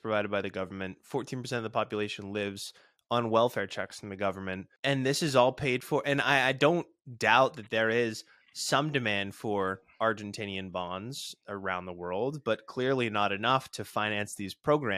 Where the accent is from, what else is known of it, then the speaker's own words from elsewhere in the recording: Massachusetts, United States; Elizabeth Warren, senator from my home state